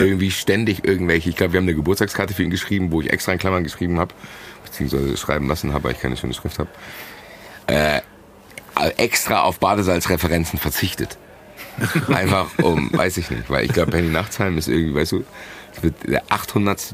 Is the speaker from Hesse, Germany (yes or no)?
yes; Frankfurt, Hesse, Germany; bin ich schon mal kein Deutscher, ich bin Frankfurter